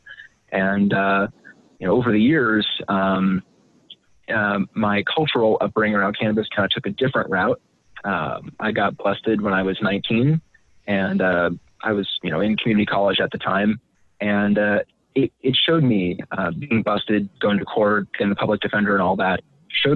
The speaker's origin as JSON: {"language": "English", "area": "Marin County", "region": "California", "country": "United States", "tie": "born or raised there", "also_born_or_lived": "San Francisco", "said": "I was born in San Francisco, grew up in Marin County"}